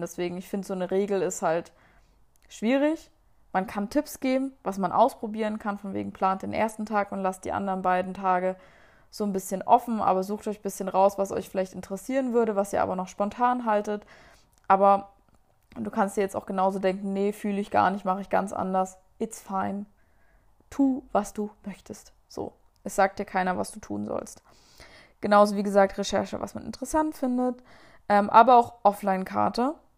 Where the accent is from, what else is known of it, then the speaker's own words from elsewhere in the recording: Germany; da waren wir irgendwie so eine deutsche Gruppe